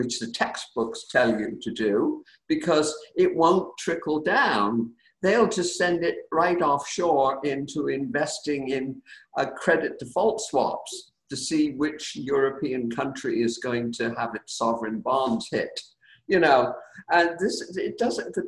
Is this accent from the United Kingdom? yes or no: yes; United Kingdom; now in United States; I grew up in Britain, and this is my beloved adopted country